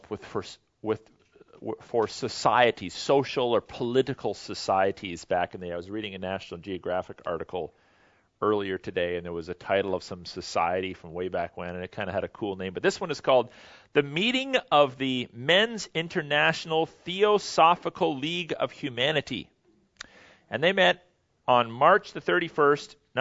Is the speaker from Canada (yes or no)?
yes; Canada